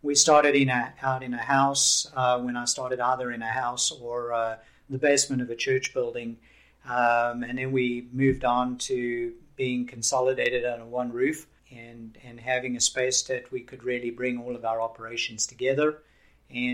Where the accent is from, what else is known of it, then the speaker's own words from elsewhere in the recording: South Africa; moved away as an adult; also born or lived in Haiti; now in Georgia, United States; I was born and raised in South Africa.